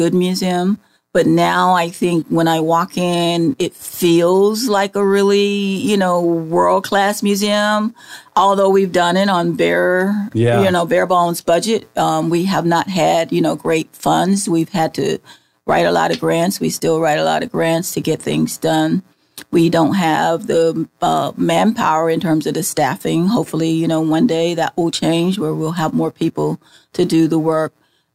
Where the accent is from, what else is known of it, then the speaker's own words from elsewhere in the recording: Florida, United States; I'm from Florida, and where our history goes back to 1500s